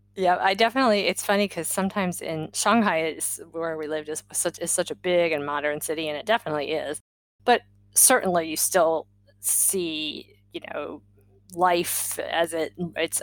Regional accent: Maryland, United States; moved away; we grew up in Maryland

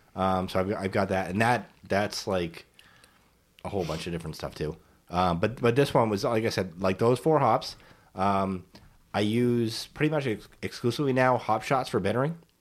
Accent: New England, United States; I'm from New England

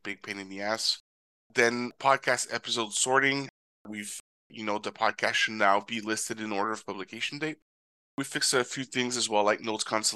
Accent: Canada; my home country of Canada

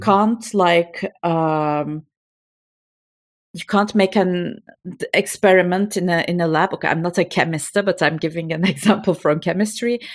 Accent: Turkey; moved away as an adult; now in Belgium; I'm from Turkey. My parents, all of my family, they're, um, back in Istanbul, and I alone migrated to Belgium

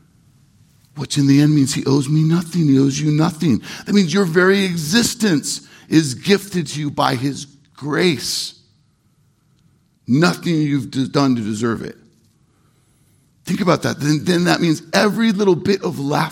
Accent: Irvine, California, United States; I'm from Orange County, from Irvine, California. I'm a city kid. I'm a Southern California kid

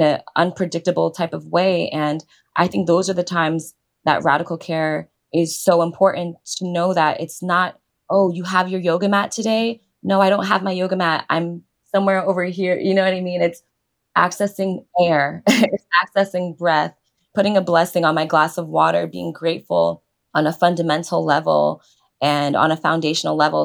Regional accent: New York City, New York, United States; growing up in New York

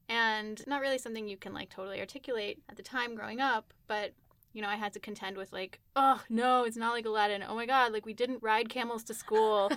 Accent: United States; I grew up here in the United States

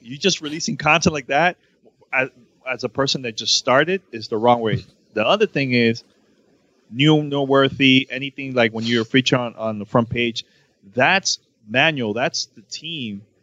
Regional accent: New York, United States; moved away as an adult; also born or lived in Miami; I moved from Miami and I went back home to New York 2 years ago

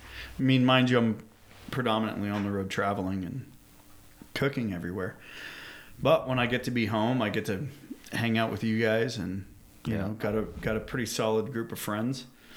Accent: California, United States; now in Montana, United States; we're from California.

